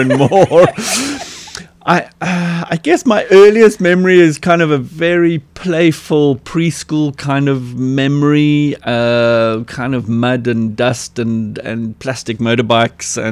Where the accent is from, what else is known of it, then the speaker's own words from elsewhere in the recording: Cape Town, Western Cape, South Africa; I was born in the Mowbray Maternity Hospital and grew up in the Pinelands area, was schooled in at Westerford in Newlands, attended UCT. So a lot of my early years, my growing up years, were right here in Cape Town.